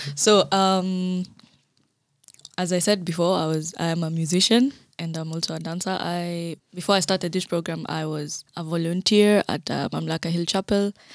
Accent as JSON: {"language": "English", "country": "Kenya", "tie": "born or raised there", "moved": "as an adult", "lives_now": "Germany", "said": "I am Kenyan by birth."}